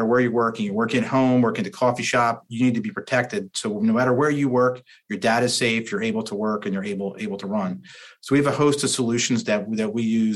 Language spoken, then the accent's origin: English; New Jersey, United States; I'm a guy from New Jersey